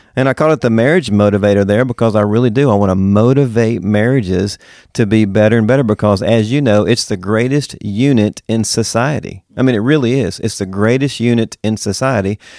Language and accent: English; Mississippi, United States; moved away as an adult; also born or lived in Woodstock, Georgia / Knoxville, Tennessee; now in Winter Garden, United States; I am from Mississippi. born and raised